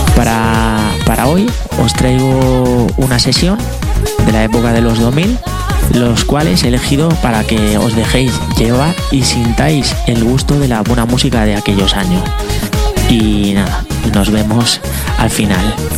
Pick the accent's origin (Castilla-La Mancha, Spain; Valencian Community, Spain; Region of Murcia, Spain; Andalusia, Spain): Castilla-La Mancha, Spain; Puertollano, Ciudad Real; Soy de Puerto Ciudad Real